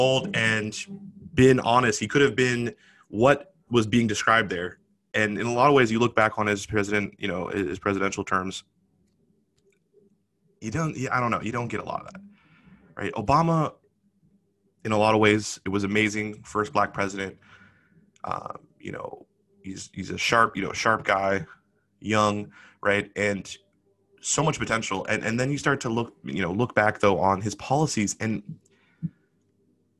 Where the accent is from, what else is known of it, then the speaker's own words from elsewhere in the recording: Washington, United States; in Washington, my home state